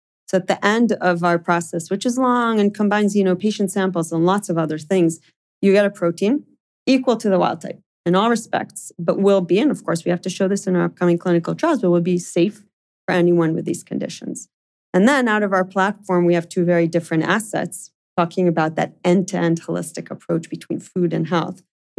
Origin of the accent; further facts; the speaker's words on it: New York, United States; also born or lived in Israel; as I described, I grew up in New York and in Israel.